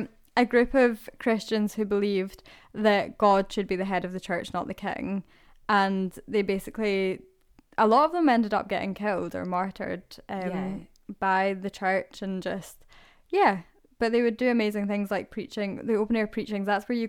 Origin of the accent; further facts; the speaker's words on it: Scotland, United Kingdom; I wonder how much of it is just because we're from Scotland and we love it, so it's lovely to see places and feel like this is where we're from.